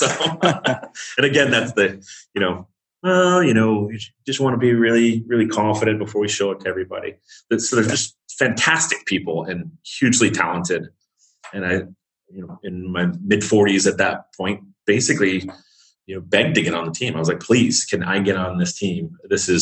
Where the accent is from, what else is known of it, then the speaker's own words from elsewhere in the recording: United States; you kind of stand out as an American